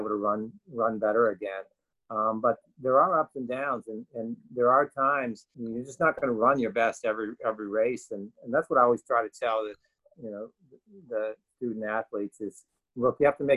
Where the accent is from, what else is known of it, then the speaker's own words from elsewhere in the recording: West Virginia, United States; moved away; I grew up in West Virginia.